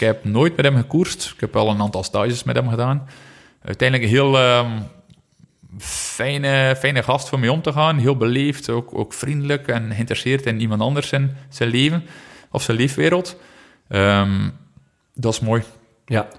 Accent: Flanders, Belgium; als Vlaming

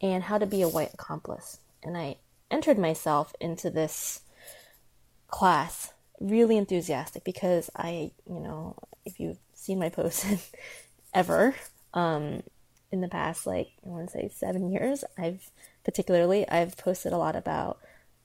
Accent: United States; I'm Chinese American, I was born in America

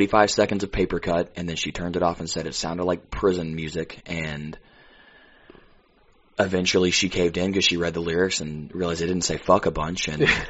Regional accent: Bible Belt, Southern United States, United States; now in Nashville, United States; I'm from the Bible Belt

